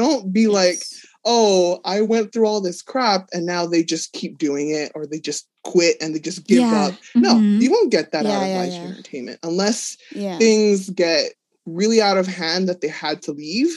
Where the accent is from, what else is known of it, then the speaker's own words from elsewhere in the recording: Los Angeles, California, United States; I'm from Los Angeles